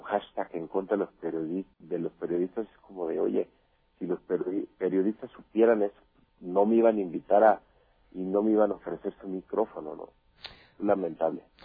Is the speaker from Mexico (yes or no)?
yes; Mexico; yo soy mexicano 100%